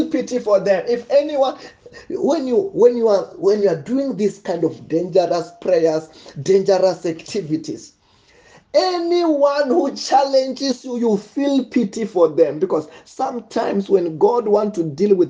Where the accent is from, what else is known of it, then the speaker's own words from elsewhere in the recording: Venda, Limpopo, South Africa; Where I'm from Venda, witchcraft is very, very deep.